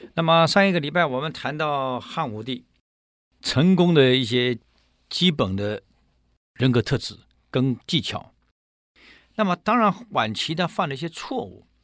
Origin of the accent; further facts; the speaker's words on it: Taiwan; 我们台湾